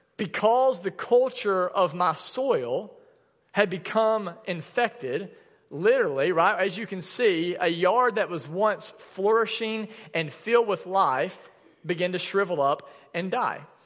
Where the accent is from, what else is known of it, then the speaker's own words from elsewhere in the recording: the South, United States; growing up in the South